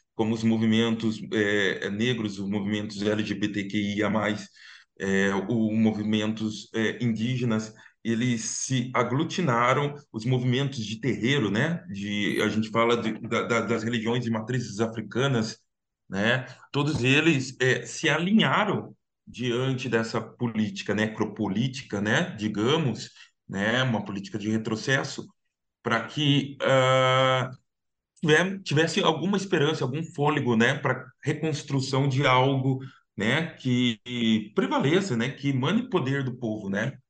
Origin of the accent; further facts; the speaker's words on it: Piracicaba, São Paulo, Brazil; accent: caipira; moved away as an adult; now in São Paulo, Brazil; eu sou caipira sicabano, sou do interior, mas estou morando aqui em São Paulo já, já faz um ano